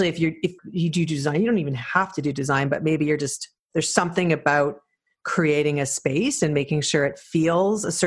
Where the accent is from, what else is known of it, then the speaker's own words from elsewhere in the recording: Canada; also born or lived in Toronto; as a Canadian to travel all the time to do the program